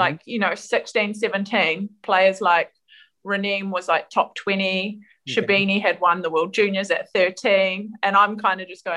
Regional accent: New Zealand; moved away as an adult; now in United Kingdom; growing up in New Zealand

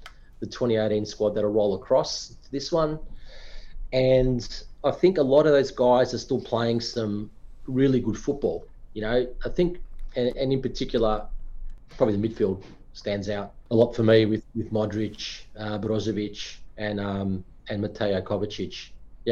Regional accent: Australia; as an Aussie

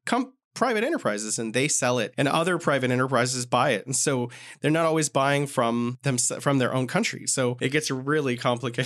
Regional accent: California, United States; moved away as an adult; now in Beijing, China; my home state of California

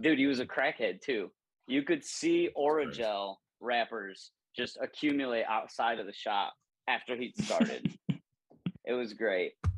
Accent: Northwest Ohio, United States; moved away as an adult; also born or lived in Illinois; Northwest in- Ohio, yeah. about forty five minutes south of Toledo, and then that, that's where I grew up

